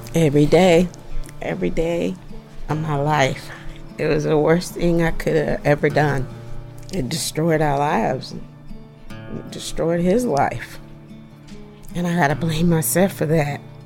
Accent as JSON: {"language": "English", "town": "Adel", "region": "Georgia", "country": "United States", "tie": "born or raised there", "moved": "as an adult", "lives_now": "California, United States", "said": "I was born and raised in Adel, and my family lives in Adel"}